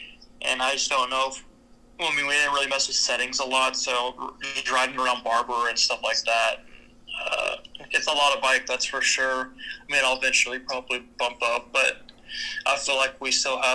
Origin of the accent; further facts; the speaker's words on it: Altus, Oklahoma, United States; In my hometown, we have an Air Force base